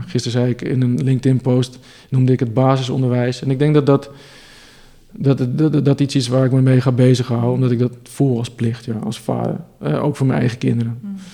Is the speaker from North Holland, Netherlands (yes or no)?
yes; Amsterdam, North Holland, Netherlands; ik kom uit Amsterdam